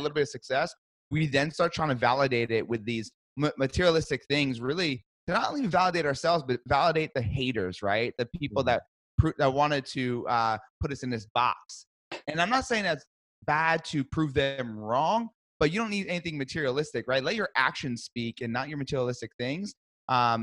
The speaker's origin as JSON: {"language": "English", "town": "Brick", "region": "New Jersey", "country": "United States", "tie": "born or raised there", "moved": "as an adult"}